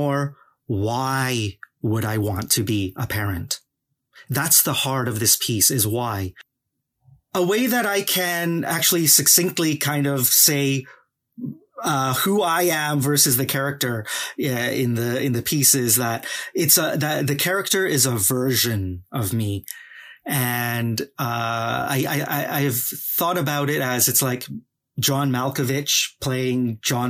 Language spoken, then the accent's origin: English; Vancouver, British Columbia, Canada; also born or lived in Guangzhou, China; I'm a hardcore East fan kid through and through